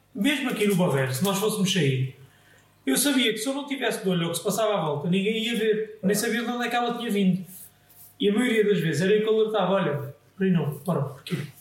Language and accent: Portuguese; Margem Sul, Portugal; nós que somos da Margem Sul